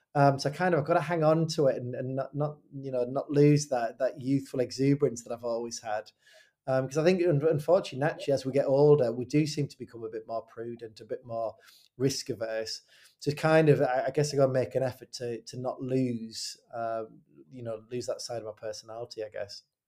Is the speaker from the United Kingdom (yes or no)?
yes; Hartlepool, North East England, United Kingdom; moved away as an adult; also born or lived in Fleetwood, England; I grew up in Hartlepool